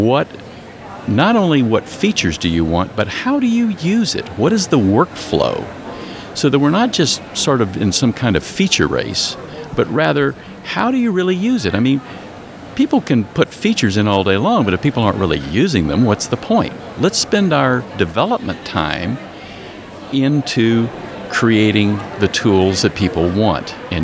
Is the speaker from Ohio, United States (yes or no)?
no; Texas, United States; I grew up in Texas